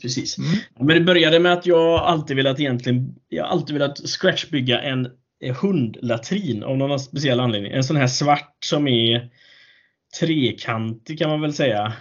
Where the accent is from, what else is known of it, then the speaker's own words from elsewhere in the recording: Alingsås, Västra Götaland, Sweden; min hemby. Eh, Arlinge, Texas, Alingsås